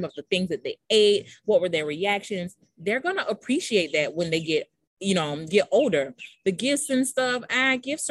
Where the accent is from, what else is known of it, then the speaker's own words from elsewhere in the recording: United States; I'm an American